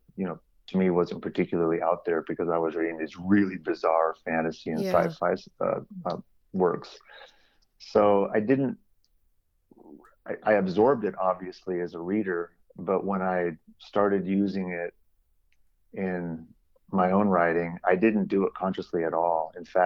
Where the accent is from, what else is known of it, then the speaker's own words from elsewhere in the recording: San Jose, California, United States; So I'm originally from San Jose, California, and I grew up in an area called the East Foothills